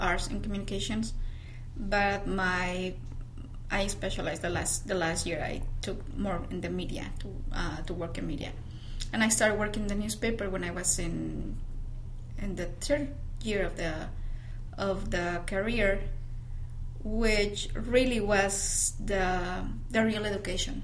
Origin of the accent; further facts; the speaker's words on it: Yuriria, Guanajuato, Mexico; accent: Mexican; English is a second language; moved away as an adult; also born or lived in León, Guanajuato; I'm from Yuriria, Guanajuato